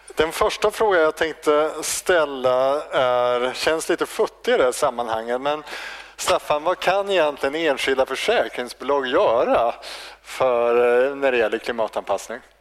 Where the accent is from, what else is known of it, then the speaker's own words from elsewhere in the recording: High Coast, Västernorrland County, Sweden; jag kommer ju från Höga Kusten